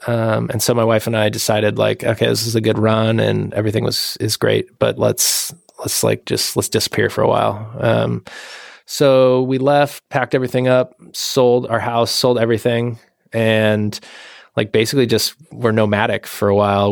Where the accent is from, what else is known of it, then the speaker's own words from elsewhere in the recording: Washington, United States; moved away; I'm from Washington State originally